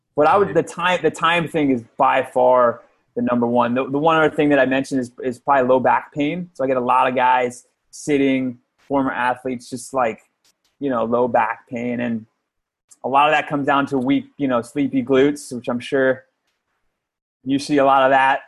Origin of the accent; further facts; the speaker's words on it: outside of New York City, United States; moved away; I grew up outside of New York City.